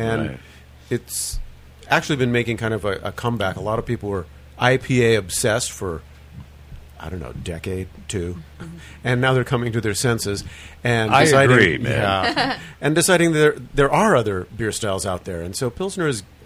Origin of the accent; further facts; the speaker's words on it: the Big Island, Hawaii, United States; moved away; I'm from the Big Island. I grew up on the Big Island